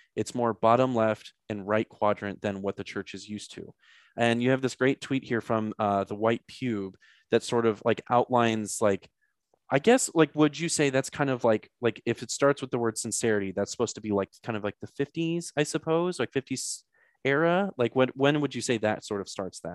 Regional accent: St. Louis, Missouri, United States; I'm from Saint Louis, so a lot of Catholic school involved there

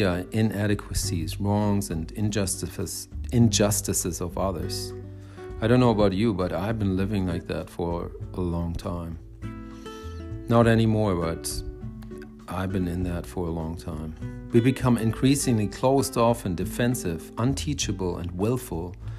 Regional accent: Germany; now in United States; I grew up in Germany in the 70s and 80s, mostly like teenagers in the 80s.

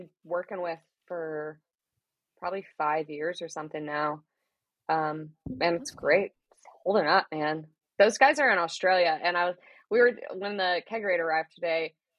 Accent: Florida, United States; now in Washington, United States; I grew up in Florida.

